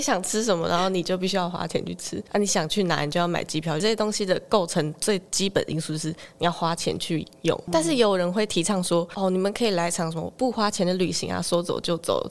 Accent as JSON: {"language": "Chinese", "town": "Zhudong", "region": "Hsinchu County", "country": "Taiwan", "said": "我来自竹东"}